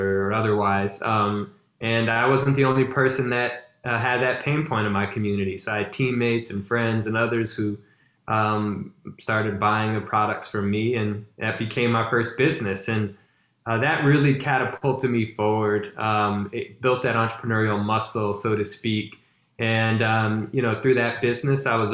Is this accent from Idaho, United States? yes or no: no; Baton Rouge, Louisiana, United States; I'm originally from Baton Rouge, Louisiana